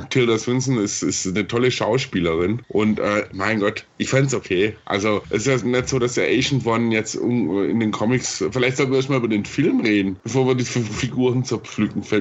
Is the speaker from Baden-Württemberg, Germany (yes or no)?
yes; Stuttgart, Baden-Württemberg, Germany; Ich, ich komme ja ursprünglich aus Stuttgart